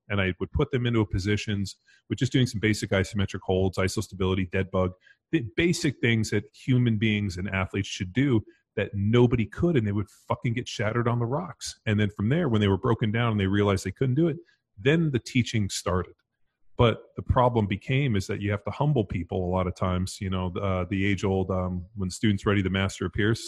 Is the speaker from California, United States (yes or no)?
yes; Southern California, United States; me growing up in Southern California.